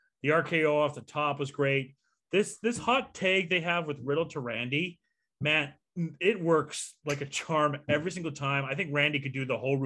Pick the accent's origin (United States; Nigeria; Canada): Canada; here in Canada